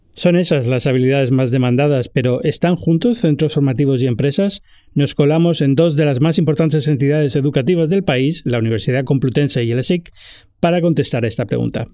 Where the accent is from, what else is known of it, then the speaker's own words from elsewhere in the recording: Spain; en España estamos a la cola del mundo